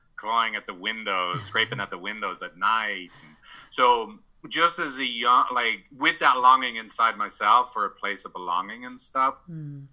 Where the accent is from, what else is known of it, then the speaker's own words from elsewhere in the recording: San Francisco, California, United States; I'm from San Francisco. I live in San Francisco